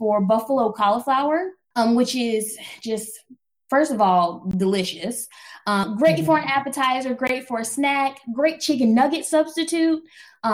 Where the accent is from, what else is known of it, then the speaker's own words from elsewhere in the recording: New Bern, North Carolina, United States; I grew up in Eastern North Carolina, New Bern, North Carolina, 252.